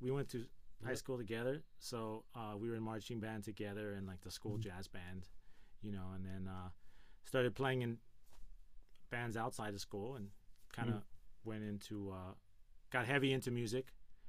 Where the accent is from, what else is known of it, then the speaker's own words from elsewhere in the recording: Gardena, California, United States; I'm from Gardena, California. My parents bought this house that I'm in, this garage, in 1973